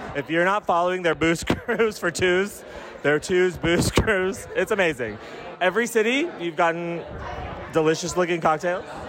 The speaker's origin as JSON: {"language": "English", "town": "Albuquerque", "region": "New Mexico", "country": "United States", "said": "we're both from Albuquerque. We were both in Albuquerque"}